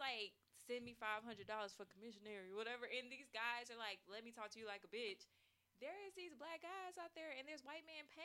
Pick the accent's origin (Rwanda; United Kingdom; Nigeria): Nigeria; I'm Nigerian